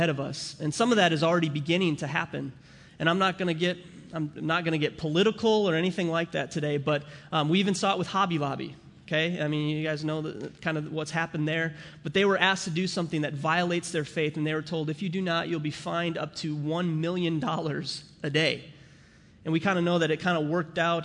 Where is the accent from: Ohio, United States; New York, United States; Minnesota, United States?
Minnesota, United States; St. Cloud; also born or lived in St. Paul, Minnesota; I was born in St. Paul, Minnesota, and I grew up in St. Cloud, Minnesota